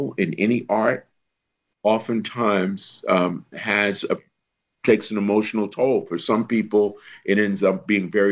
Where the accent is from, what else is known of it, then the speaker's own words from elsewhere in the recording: New York City, New York, United States; I'm from a project boy just off 125th Street